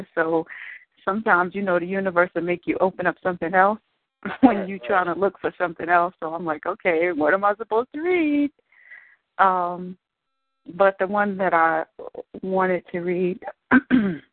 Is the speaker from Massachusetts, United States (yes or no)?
no; New Jersey, United States; I'm an old school head, and I'm from Jersey